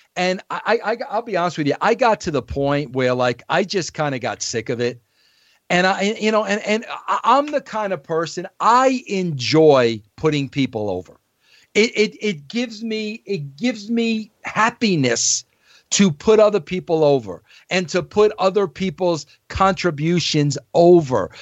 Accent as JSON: {"language": "English", "region": "New York", "country": "United States", "said": "I was an Italian from New York"}